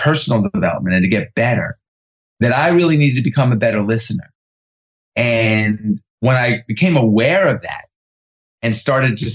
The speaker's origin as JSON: {"language": "English", "region": "New York", "country": "United States", "tie": "born or raised there", "also_born_or_lived": "California", "said": "I grew up in New York in the 80s"}